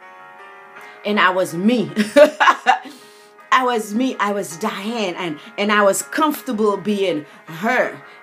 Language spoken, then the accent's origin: English; St. Lucia; Growing up on the Caribbean island of St. Lucia